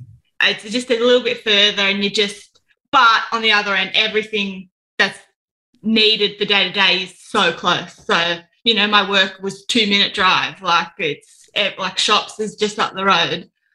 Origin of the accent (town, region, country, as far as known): Sydney, New South Wales, Australia; born or raised there; moved away as an adult; now in Hunter Valley, Australia